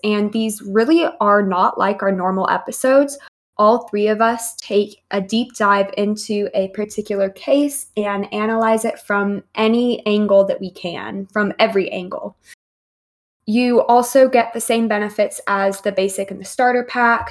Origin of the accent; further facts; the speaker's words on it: Texas, United States; I'm from Texas.